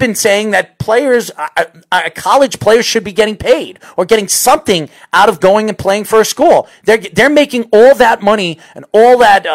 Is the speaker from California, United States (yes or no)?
no; New York, United States; We're from New York